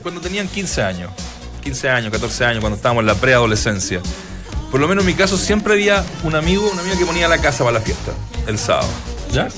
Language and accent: Spanish; Chile; los que somos chilenos